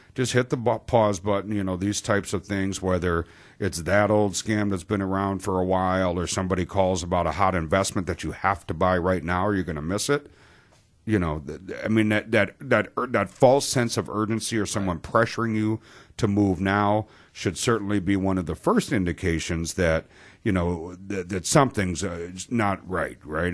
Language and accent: English; Wisconsin, United States; we're from Wisconsin